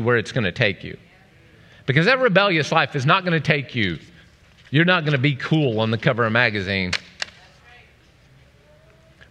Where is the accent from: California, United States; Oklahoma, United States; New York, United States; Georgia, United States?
Oklahoma, United States; I'm from Oklahoma.